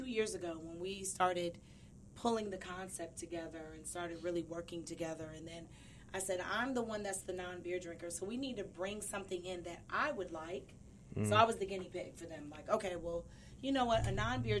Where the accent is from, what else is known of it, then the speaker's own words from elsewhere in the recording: Jackson, Mississippi, United States; also born or lived in Toledo, Ohio / Saginaw, Michigan; now in Atlanta, United States; I'm originally from Jackson, Mississippi.